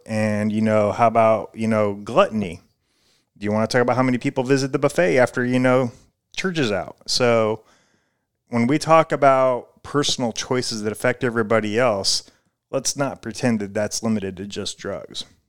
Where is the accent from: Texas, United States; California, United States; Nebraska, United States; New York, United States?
Nebraska, United States; Omaha; moved away; also born or lived in Clearwater, Florida; I grew up in, uh, Midwest in Omaha, Nebraska